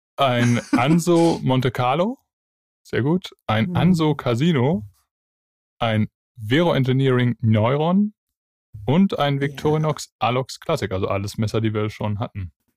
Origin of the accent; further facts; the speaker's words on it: Bavaria, Germany; bei uns in Bayern